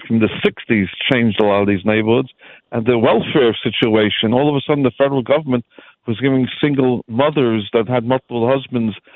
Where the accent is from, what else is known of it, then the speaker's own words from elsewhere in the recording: Brooklyn, New York, United States; I'm born and raised in Brooklyn. My grandfather had a store on Pickett Avenue in Nostrand